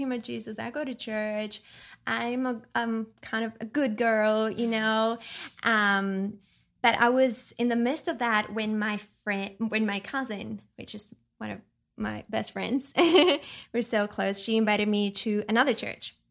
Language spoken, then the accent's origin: English; Chile; I was born and raised in Chile, South America